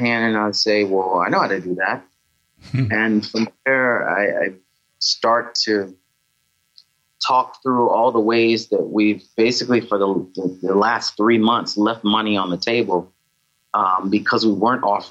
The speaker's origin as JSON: {"language": "English", "region": "South Carolina", "country": "United States", "moved": "yes", "said": "I'm from South Carolina originally."}